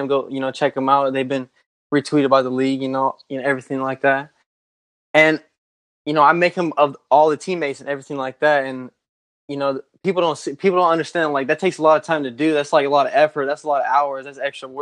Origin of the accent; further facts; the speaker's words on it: California, United States; I'm from Cali